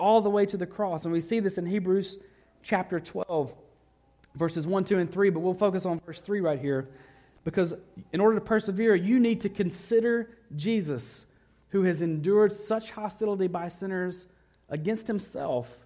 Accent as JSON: {"language": "English", "region": "the South", "country": "United States", "tie": "born or raised there", "moved": "yes", "said": "growing up in the South"}